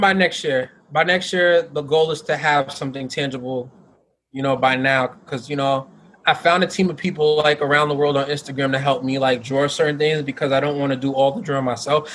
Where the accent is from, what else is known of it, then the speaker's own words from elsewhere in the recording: New York, United States; moved away; I was gonna go back to like, you know, my hometown